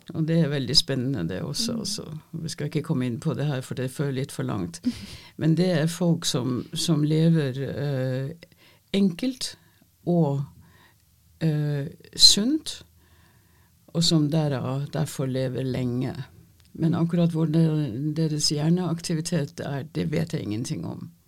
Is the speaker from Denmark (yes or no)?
yes; Denmark; first language Danish; Norwegian is a second language; moved away as an adult; now in Norway; Jeg er ikke norsk. Jeg er født og oppvokst i Danmark